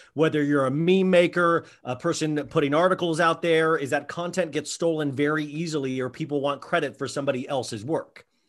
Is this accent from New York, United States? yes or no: no; Kansas, United States; also born or lived in Columbus, Ohio; I, was raised in Kansas on kind of quote unquote Midwestern values